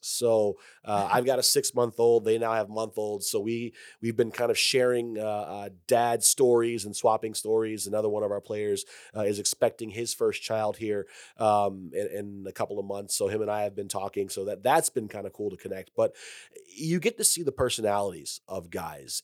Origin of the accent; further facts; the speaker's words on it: Detroit, Michigan, United States; moved away; I grew up in Detroit